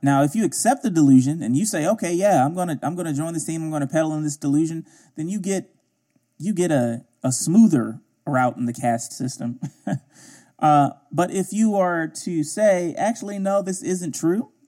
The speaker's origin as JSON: {"language": "English", "town": "Baltimore", "region": "Maryland", "country": "United States", "tie": "born or raised there", "said": "I grew up in Baltimore, mostly"}